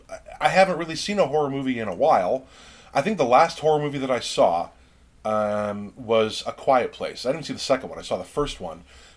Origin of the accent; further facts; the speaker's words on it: Mayberry, United States; I grew up in such a very small rural town. I grew up in Mayberry, and my dad was a cop